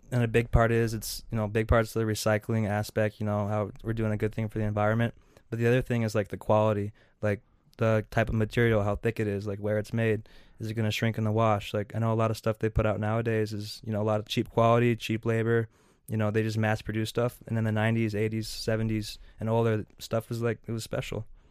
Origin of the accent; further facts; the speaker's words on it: Seattle, Washington, United States; moved away as an adult; now in Minnesota, United States; I came over from Seattle. That's where I was born and raised.